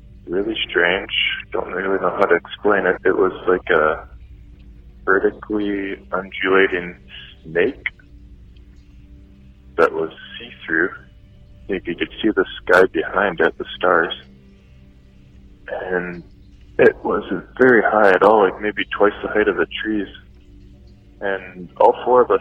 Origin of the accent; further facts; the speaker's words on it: Winnipeg, Manitoba, Canada; I'm from Winnipeg, Manitoba, Canada.